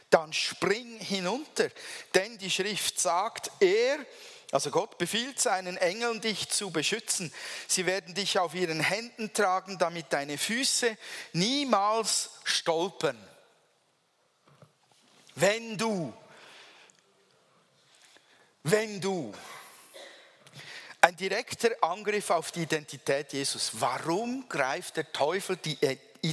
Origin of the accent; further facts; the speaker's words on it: Switzerland; Weil man hat ja ein Bild von uns Schweizer, man denkt so, wir seien alle unglaublich trockene, staubtrockene und sture Typen